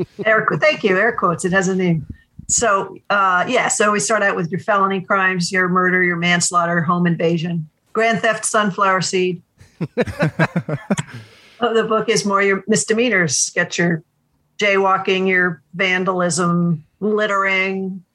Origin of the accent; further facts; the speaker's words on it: New England, United States; I'm from New England